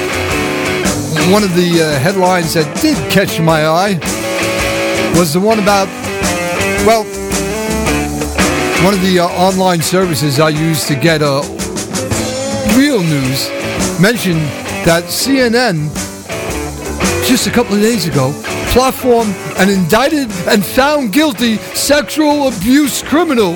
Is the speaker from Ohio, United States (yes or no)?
no; New York City, New York, United States; I'm from Brooklyn. I blame my inability to speak well on having come from Brooklyn